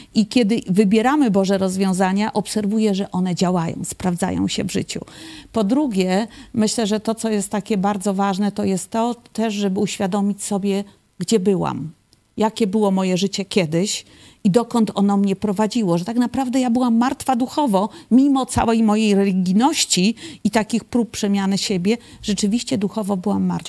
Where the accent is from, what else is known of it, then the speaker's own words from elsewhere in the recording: Poland; also born or lived in Kraków; ja pochodzę z takiej typowej, religijnej polskiej rodziny